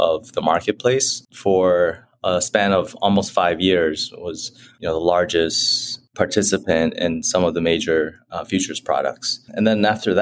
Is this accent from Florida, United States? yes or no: no; Chicago, Illinois, United States; I grew up in Chicago, Illinois